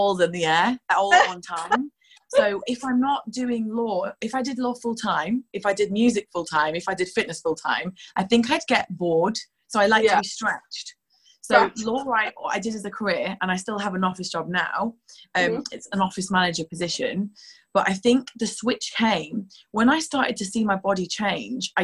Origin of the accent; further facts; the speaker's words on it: Yorkshire and the Humber, United Kingdom; moved away as an adult; also born or lived in Newcastle; now in London, United Kingdom; I'm from Yorkshire originally